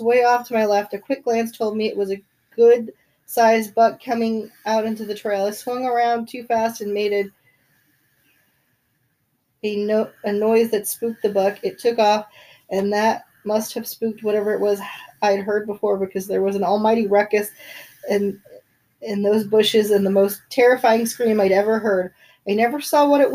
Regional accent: Bay Area, California, United States; I grew up in the Bay Area

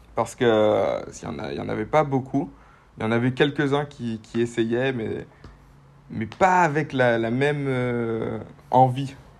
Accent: Guadeloupe; je viens de Guadeloupe, dans les Antilles

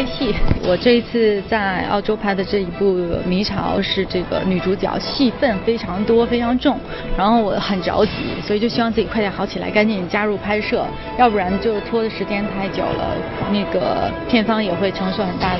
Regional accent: China; 我们是中国人，然后呢，我们的体质跟西方人的体质不一样，

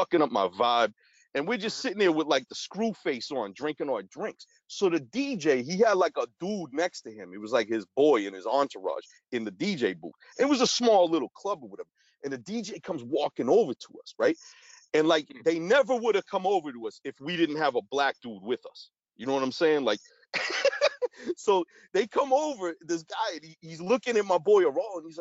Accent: Boston, Massachusetts, United States; we from Boston

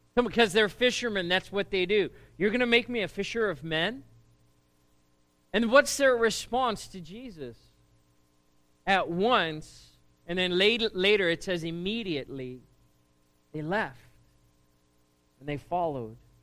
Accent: South Africa; moved away as an adult; now in United States; I grew up in South Africa, and uh, school in South Africa is very different to what it is here

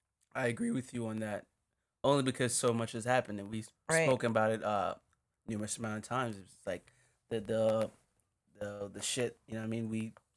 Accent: Jamaica; now in United States; Because we're Jamaican. We're still black, but we're Jamaican. I'd like to say we somehow got radicalized by what we witnessed being here and living American lives.

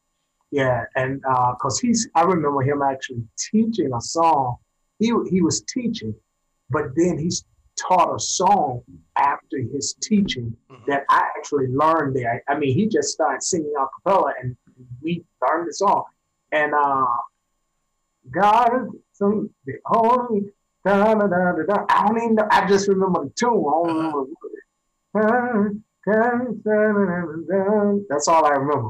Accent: Franklin, Virginia, United States; growing up in Franklin, Virginia

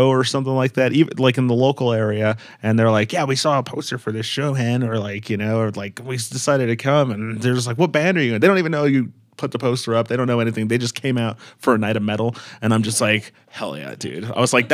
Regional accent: Colorado, United States; we're from the Colorado, you know, like, seeing the mountains, and we're used to, like, so many trees

